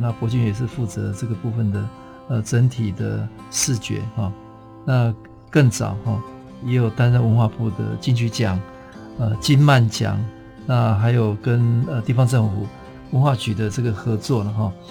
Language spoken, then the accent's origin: Chinese; Taitung, Taitung County, Taiwan; 我是台东人